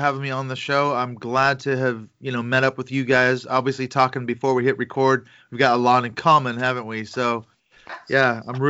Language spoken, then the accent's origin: English; United States; accent: American; moved away as an adult; now in United Kingdom; but most of us still retain our American accents, even though we've been here 14 years.